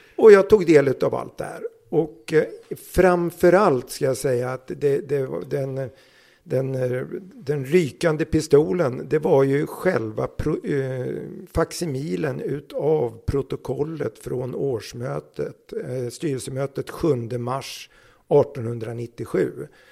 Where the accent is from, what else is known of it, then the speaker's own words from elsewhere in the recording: Södertälje, Stockholm County, Sweden; Jag är från Södertälje